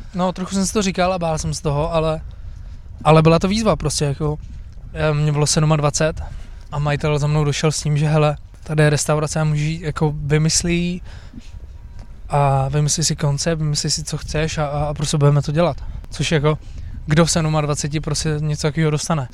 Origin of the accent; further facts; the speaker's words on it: Brno, South Moravian Region, Czechia; já jsem původně z Brna